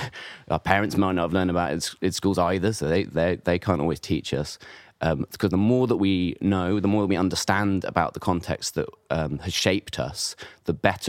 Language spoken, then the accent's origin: English; United Kingdom; we're British